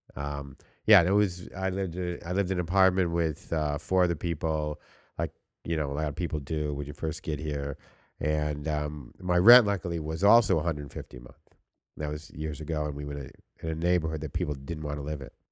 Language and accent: English; New York, United States; now in Los Angeles, United States; we're all from New York